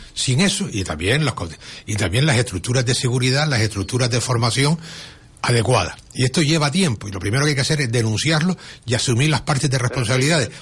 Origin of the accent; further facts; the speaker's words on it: Canary Islands, Spain; los canarios hemos producido emigración